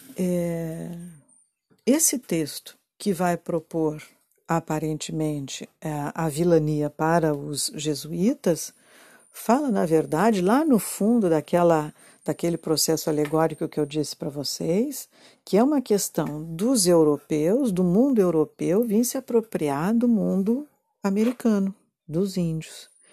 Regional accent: Rio Grande do Sul, Brazil; eu sou gaúcha e eu conheço essa zona aqui

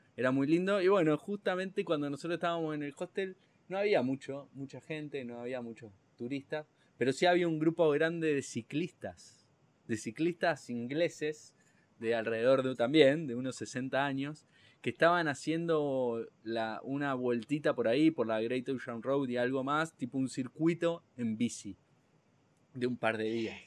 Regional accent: Argentina; Bien de argentino

